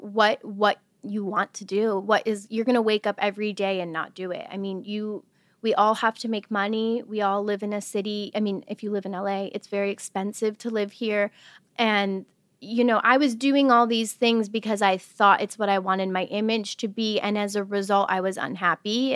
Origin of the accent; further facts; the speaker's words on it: Wisconsin, United States; I'm originally from Wisconsin. I grew up in a very small town